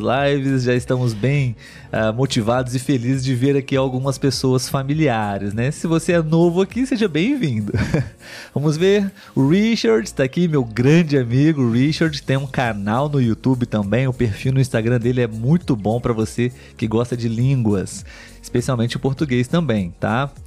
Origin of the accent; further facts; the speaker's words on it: Brazil; sou brasileiro.